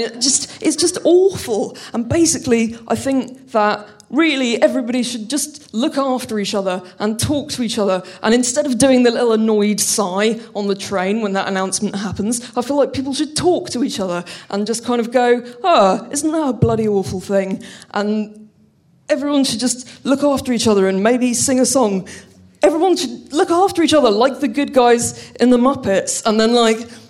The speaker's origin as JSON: {"language": "English", "region": "London", "country": "United Kingdom", "said": "I'm from London"}